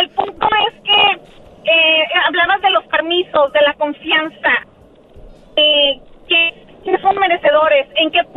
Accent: Mexicali, Baja California, Mexico; ¿de dónde soy? Oh, Mexicali.

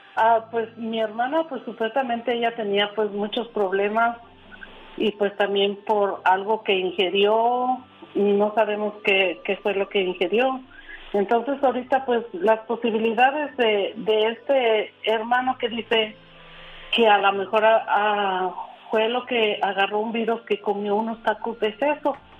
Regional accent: Aguascalientes, Mexico; moved away; Nosotros somos originarios de Aguascalientes.

